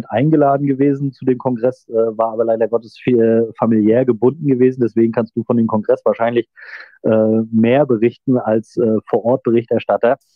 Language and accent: German; Rostock, Mecklenburg-Vorpommern, Germany; ich erinnere da nur so an meine, meine, meine Heimatstadt in Rostock